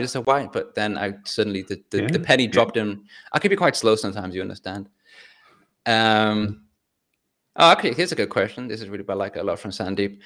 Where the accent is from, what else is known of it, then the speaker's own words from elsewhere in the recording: England, United Kingdom; I'm from England